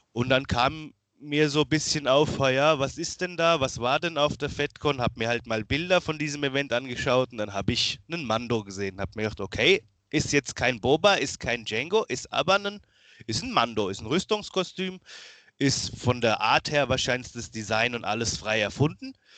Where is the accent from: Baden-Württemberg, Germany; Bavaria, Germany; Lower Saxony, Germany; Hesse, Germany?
Bavaria, Germany; Miltenberg; ich bin 31 jetzt mittlerweile, komme aus Miltenberg, ist in der Nähe von Aschaffenburg